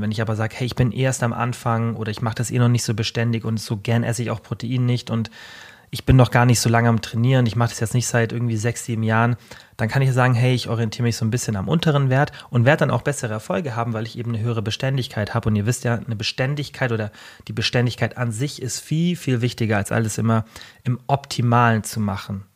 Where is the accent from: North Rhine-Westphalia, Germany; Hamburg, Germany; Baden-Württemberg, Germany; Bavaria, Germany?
Bavaria, Germany; Bei uns in Deutschland, wie kurz der Sommer ist, bei uns gibt's immer so eine Ja, wie so ein kleines Oktoberfest und, ähm, also Festwoche nennt sich das Allgäuer Festwoche